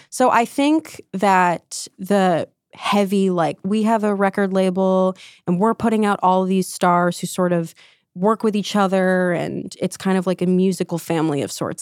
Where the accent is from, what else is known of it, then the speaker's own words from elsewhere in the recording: New Jersey, United States; I grew up in New Jersey, pretty secular town